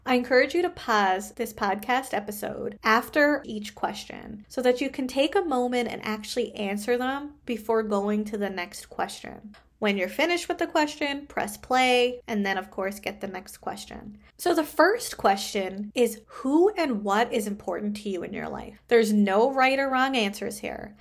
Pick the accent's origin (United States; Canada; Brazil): Canada; I am a Canadian social worker